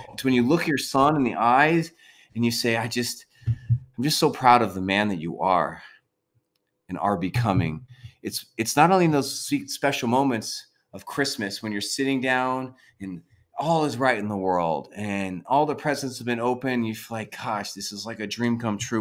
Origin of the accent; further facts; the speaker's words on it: San Diego, California, United States; now in Sacramento, United States; We grew up in San Diego together